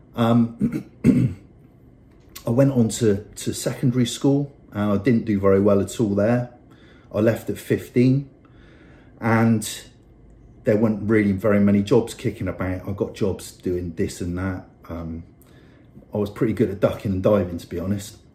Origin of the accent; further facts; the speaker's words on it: Bristol, South West England, United Kingdom; I grew up in Bristol um, on a council estate.